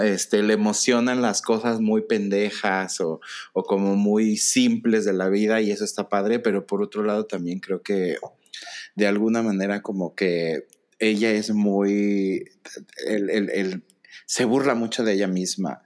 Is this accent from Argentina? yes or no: no; Mexico; nosotros como mexicanos